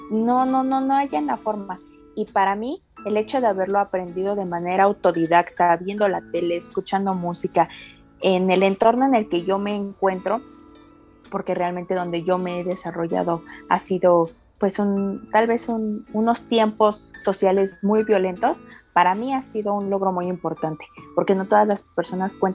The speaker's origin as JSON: {"language": "Spanish", "region": "Mexico City", "country": "Mexico", "said": "soy de aquí de la Ciudad de México, tengo 25 años"}